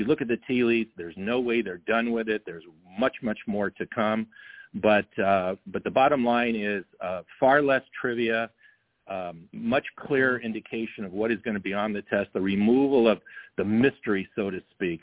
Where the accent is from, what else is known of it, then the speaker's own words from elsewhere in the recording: California, United States; also born or lived in Germany / Texas; I was born in 58 in Germany, so was my brother. Then we moved to Texas, and for a short time, we've been in California ever since